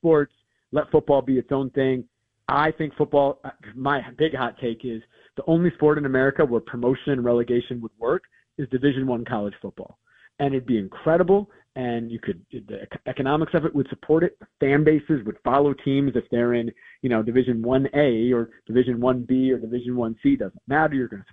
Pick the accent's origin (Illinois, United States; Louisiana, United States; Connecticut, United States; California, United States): Illinois, United States; Evanston; moved away; I grew up in Evanston, Illinois, grew up a Northwestern fan